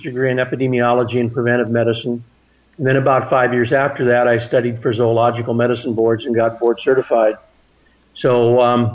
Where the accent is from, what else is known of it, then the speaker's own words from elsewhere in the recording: Seattle, Washington, United States; I grew up in Seattle, Washington in the 1960s